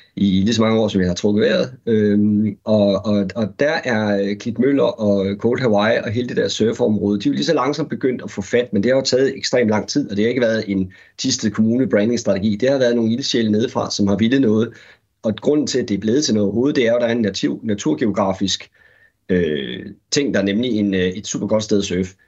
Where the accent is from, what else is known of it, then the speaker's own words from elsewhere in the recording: Aarhus, Central Denmark Region, Denmark; min barndomsby, øh, Aarhus